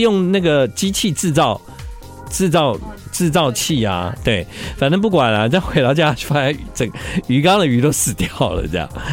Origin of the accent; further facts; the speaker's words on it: Tainan, Taiwan; 毕竟我是台南人